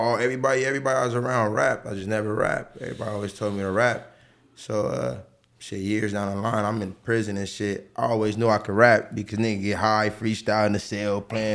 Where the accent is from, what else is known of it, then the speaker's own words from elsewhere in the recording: Los Angeles, California, United States; right there on 69th and Broadway, the pink ones upstairs. That was my balcony, you feel me? From day zero, you feel me? Born and raised on that block. I probably moved from 69th when I was like 15